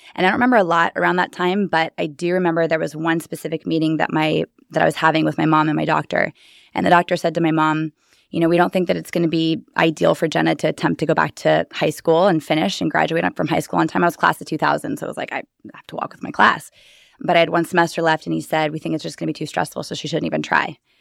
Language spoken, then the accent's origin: English; Bear Valley, California, United States; also born or lived in Los Angeles, California / San Diego, California; now in Austin, United States; originally a little tiny ski village, um, population three hundred, Bear Valley, California